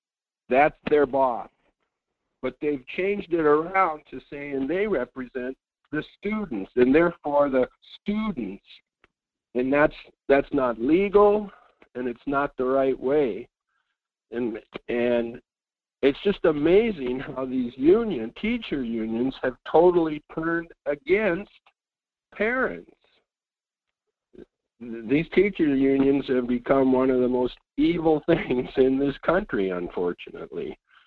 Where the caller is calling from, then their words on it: Fairbanks, Alaska, United States; in Fairbanks.